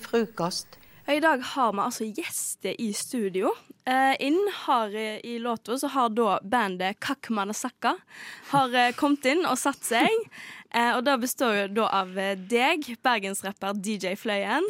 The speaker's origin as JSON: {"language": "Norwegian", "town": "Bømlo", "region": "Vestland", "country": "Norway", "said": "Jeg kommer jo fra Bømlo. Det er en liten kommune på Vestlandet"}